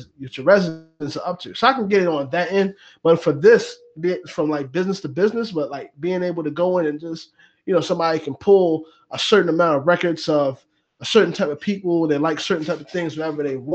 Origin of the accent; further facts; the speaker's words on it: United States; I'm so American